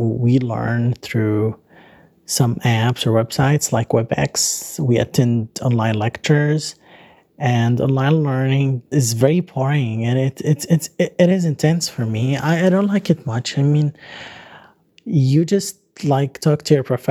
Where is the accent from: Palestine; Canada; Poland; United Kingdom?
Palestine; Gaza, Gaza Strip; now in Doha, Qatar; I kind of feel blockaded again, but this time I'm not blockaded in Gaza. I'm blockaded here in my dorm room in Doha.